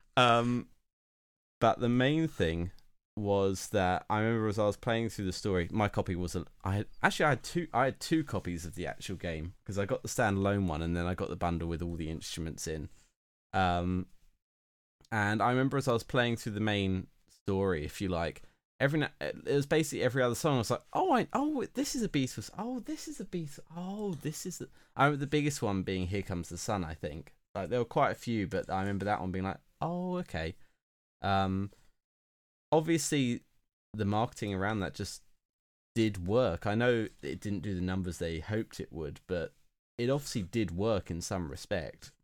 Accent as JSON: {"language": "English", "country": "United Kingdom", "said": "being British"}